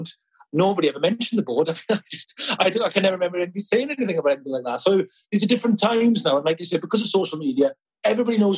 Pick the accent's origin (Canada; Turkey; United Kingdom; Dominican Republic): United Kingdom; Cardiff, Wales; also born or lived in Merthyr Tydfil; when I was a kid growing up in Cardiff and Merthyr